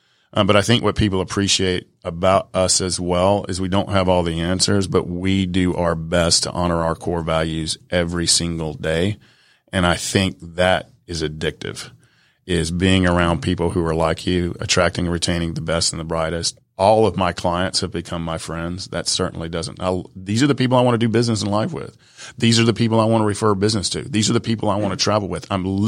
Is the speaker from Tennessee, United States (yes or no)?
no; Atlanta, Georgia, United States; English is a second language; I'm from the South Side of Atlanta, man. English is like my third language.